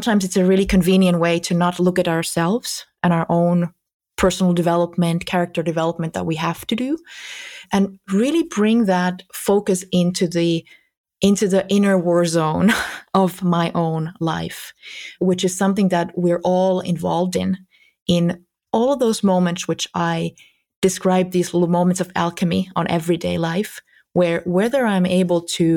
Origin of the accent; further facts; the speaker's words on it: Finland; here in my homeland